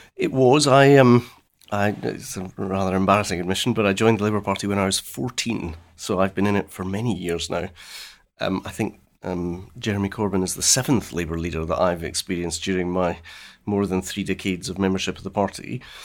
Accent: West Central Scotland, United Kingdom; the upbringing I had in West Central Scotland.

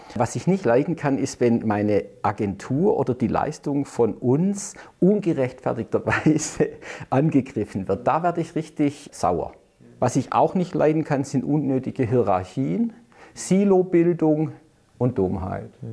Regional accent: Stuttgart, Baden-Württemberg, Germany; man hört ja unschwer, ich gebe es jetzt gleich einfach zu, ich bin in Stuttgart geboren

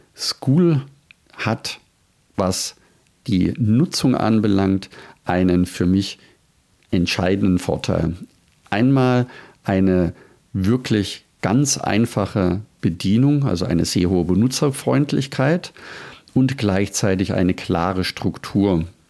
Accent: Germany; bei uns in Deutschland

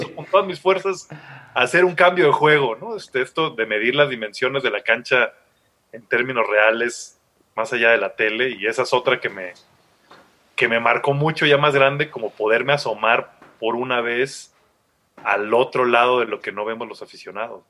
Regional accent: Tuxtla Gutiérrez, Chiapas, Mexico; yo soy de Chiapas, de Tuxtla, entonces como un montón de gente de provincia

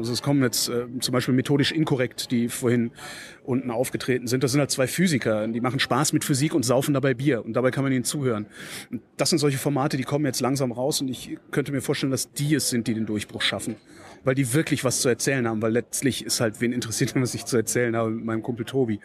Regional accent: Cologne, North Rhine-Westphalia, Germany; now in Berlin, Germany; ich bin ein gebürtiger Kölner

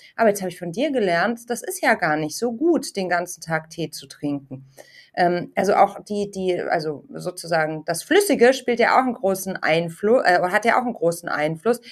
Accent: Munich, Bavaria, Germany; als Münchnerin

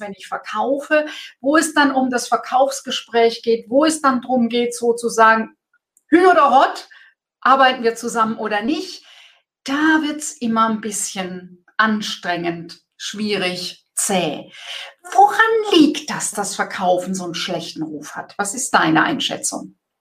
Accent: Germany; bei uns in Deutschland

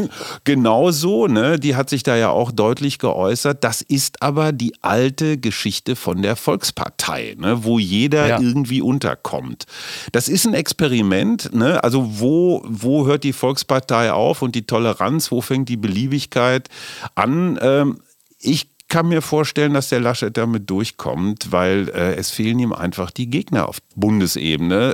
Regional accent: West Germany, Germany; ich bin auch äh, Wessi durch durch und durch

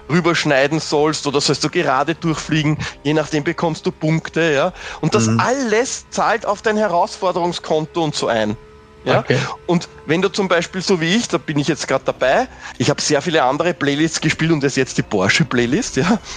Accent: Austria; natürlich als Österreicher, eh klar.

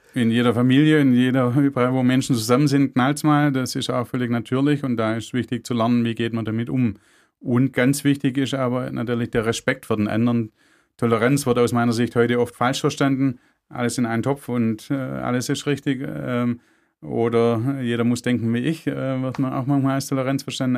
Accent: Germany; bei uns in Deutschland

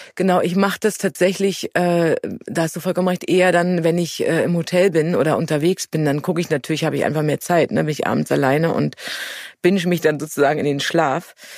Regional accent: Germany; als Deutsche

